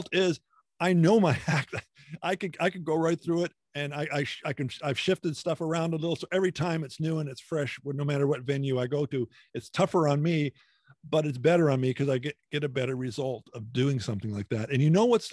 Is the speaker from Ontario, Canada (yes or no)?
yes; Hamilton, Ontario, Canada; I'm from Ontario, a Hamilton area.